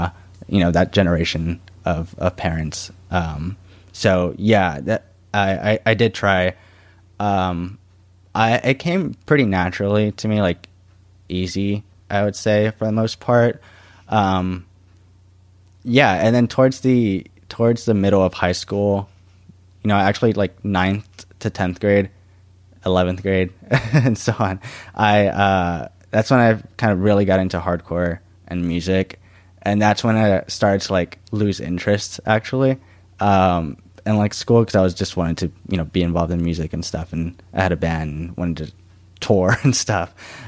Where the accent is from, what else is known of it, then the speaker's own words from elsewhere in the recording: San Antonio, Texas, United States; Like we came from like in San Antonio, I was born in the South Side